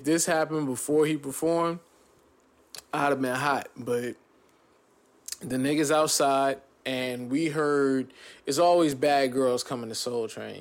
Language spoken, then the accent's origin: English; New Jersey, United States; also born or lived in California / Corona, California; born in Cali, raised in Jersey